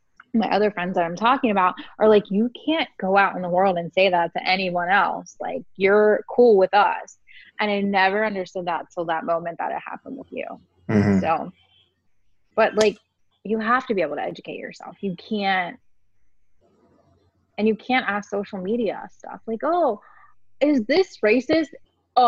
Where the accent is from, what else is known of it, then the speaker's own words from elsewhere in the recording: West Virginia, United States; I grew up in West Virginia in a small racist community.